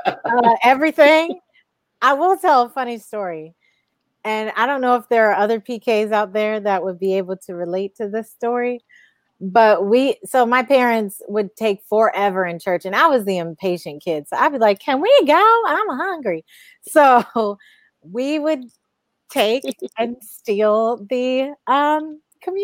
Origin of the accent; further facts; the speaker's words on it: Cleveland, Ohio, United States; moved away as an adult; also born or lived in Southern California; now in California, United States; My hometown is Cleveland, Ohio, the land